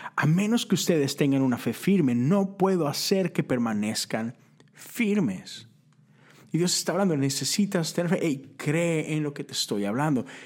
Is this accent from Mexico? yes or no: yes; Monterrey, Nuevo León, Mexico; now in Houston, United States; vivo en Texas, vivo en Houston, crecí en Monterrey, Nuevo León